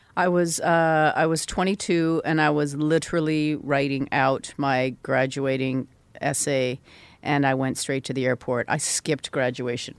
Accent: Vancouver, British Columbia, Canada; I grew up in Vancouver

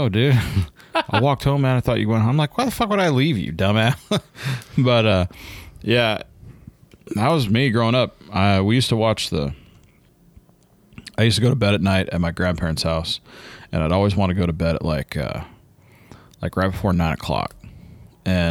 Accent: Buena Park, California, United States; I grew up near Buena Park.

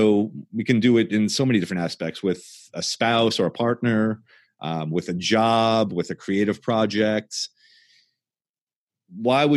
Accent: Long Island, New York, United States; when I was growing up in Long Island

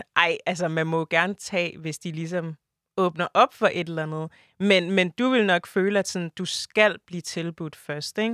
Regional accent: Denmark; also born or lived in Ivory Coast (family ancestry); jeg er stadig mere dansk end sådan mine forældre

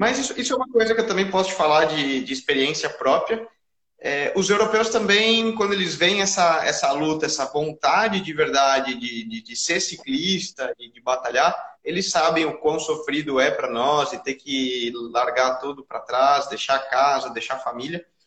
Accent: Brazil; nós, como brasileiros

